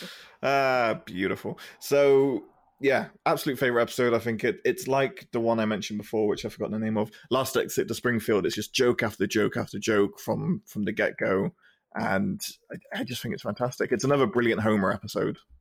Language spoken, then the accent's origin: English; United Kingdom; being a British kid in the nineties and the two thousands is you came home and there'd be, like, Simpsons Channel four